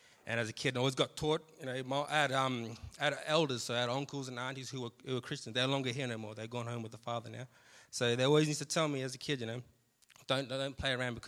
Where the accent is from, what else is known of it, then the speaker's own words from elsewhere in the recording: Australia; moved away; I come from the country town of Sejuna. If anyone has ever been there before, you know, living in Sejuna, it was pretty tough being around there. You know, we basically grew up around alcohol, drugs.